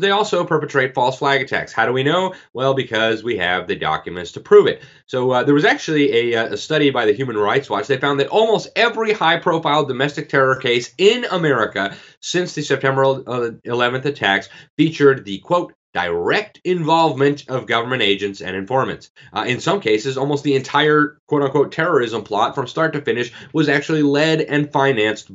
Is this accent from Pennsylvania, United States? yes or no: no; Miami, Florida, United States; my hometown, Miami, Florida